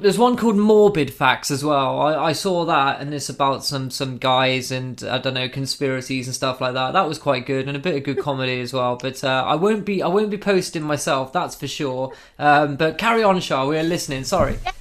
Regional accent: England, United Kingdom; we're all English

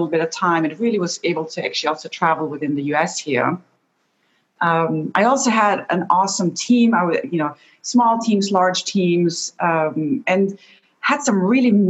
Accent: Austria; moved away; So I'm originally from Austria and my entire family is still back home.

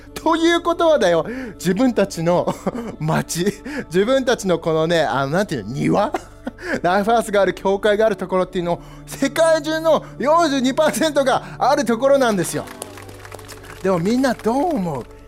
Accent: United States; now in Japan; 自分がずっとアメリカで育ったんだけど

